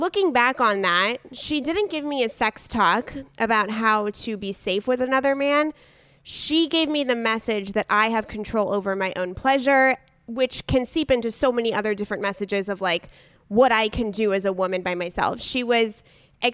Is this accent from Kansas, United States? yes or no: no; San Diego, California, United States; we grew up in San Diego together